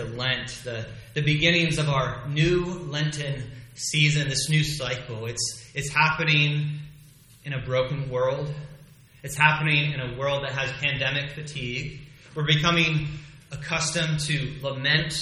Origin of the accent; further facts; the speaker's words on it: United States; As an American